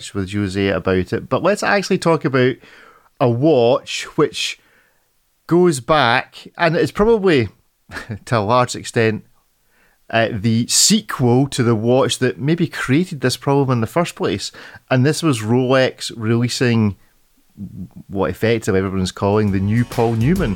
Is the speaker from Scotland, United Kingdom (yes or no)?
yes; Scotland, United Kingdom; being a Scotsman stuck in the rain all the time